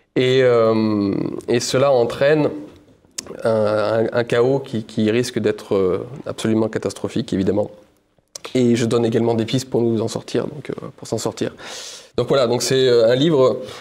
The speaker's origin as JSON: {"language": "French", "area": "Ardèche", "region": "Auvergne-Rhône-Alpes", "country": "France", "also_born_or_lived": "Paris", "said": "moi j'habitais euh, en Ardèche, ma maison, c'est de là d'où je viens"}